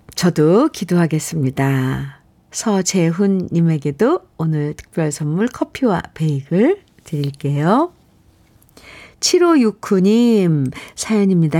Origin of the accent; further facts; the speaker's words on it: Gwangju, South Korea; moved away; 저는 고향에 태어나긴, 네. 전라도 광주에서 태어났는데, 거기 아무도 안 계세요.